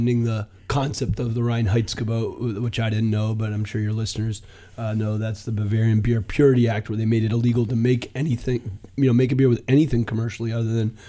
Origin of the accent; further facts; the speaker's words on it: Western Massachusetts, United States; also born or lived in Queens, New York; I was born in Queens, but I got sick of it by the time I was a year and a half old, and I moved out to Western Massachusetts.